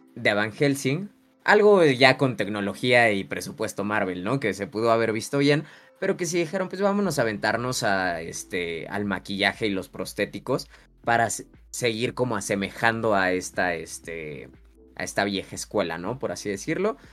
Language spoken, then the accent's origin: Spanish; Mexico; como mexicanos